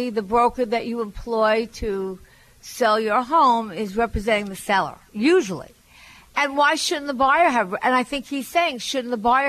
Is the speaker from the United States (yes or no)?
yes; Long Island, New York, United States; and I'm from Long Island. We didn't have that.